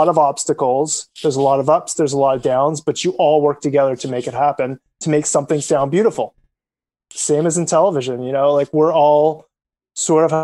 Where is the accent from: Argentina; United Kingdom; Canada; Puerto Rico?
Canada; as a Canadian